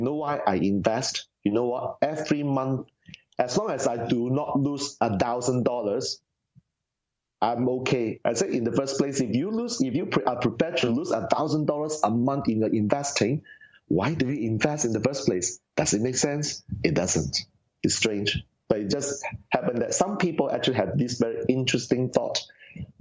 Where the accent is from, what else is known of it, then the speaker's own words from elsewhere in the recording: Singapore; Singapore, I'm from Singapore